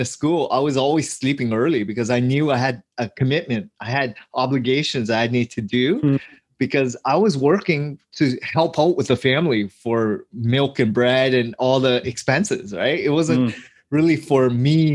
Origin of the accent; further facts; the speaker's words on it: Hamilton, Ontario, Canada; we grew up in Hamilton, Ontario, in a rougher part of town